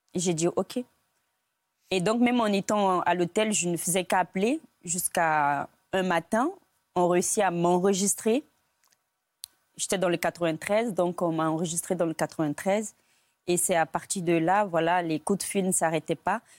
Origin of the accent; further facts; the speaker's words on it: Côte d’Ivoire; moved away as an adult; now in France; J'ai grandi en Côte d'Ivoire. Je suis née, euh, en Côte d'Ivoire.